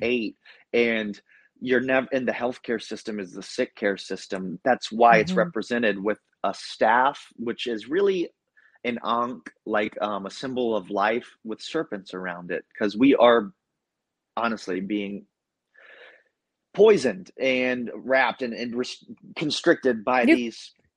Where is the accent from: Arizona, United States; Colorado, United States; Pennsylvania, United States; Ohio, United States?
Ohio, United States; also born or lived in Central Florida; now in Florida, United States; I'm from Ohio